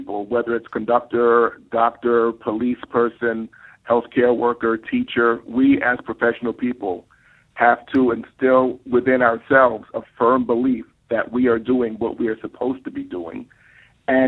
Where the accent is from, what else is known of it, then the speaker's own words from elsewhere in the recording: New York City, New York, United States; I grew up in East Harlem and South Bronx in what has been called the war zone